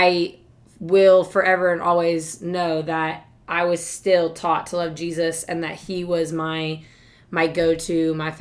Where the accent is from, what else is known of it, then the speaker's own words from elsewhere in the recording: Fort Mitchell, Kentucky, United States; moved away as an adult; also born or lived in Bowling Green, Kentucky; stayed in one place. Went back and forth between mom and dad, but was in Fort Mitchell, Kentucky basically my entire life